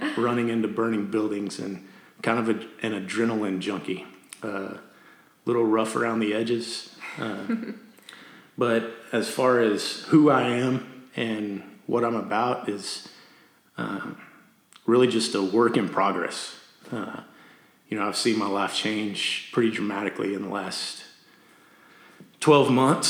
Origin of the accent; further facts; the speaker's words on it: Amarillo, Texas, United States; also born or lived in Canyon, Texas; I'm from Canyon, Texas, and I grew up in Amarillo, moved to Canyon in high school